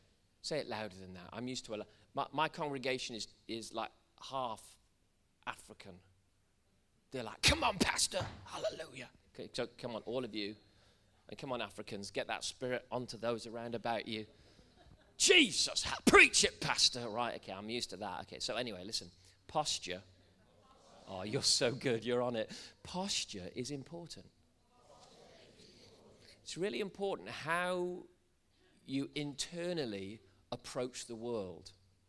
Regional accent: Wales, United Kingdom; I'm a Welshman, really. I should talk like this.

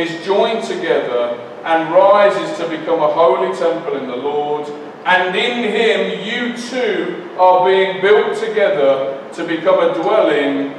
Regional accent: Leicester, East Midlands, United Kingdom; I'm from Leicester and that's, we say things a bit funny

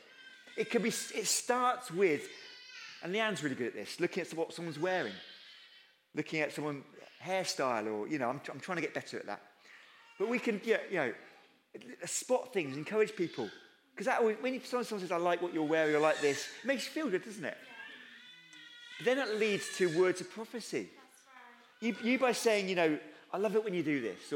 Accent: United Kingdom; we're too British

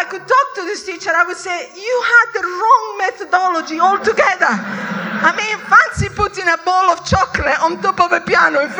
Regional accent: Italy; I was brought up in Italy

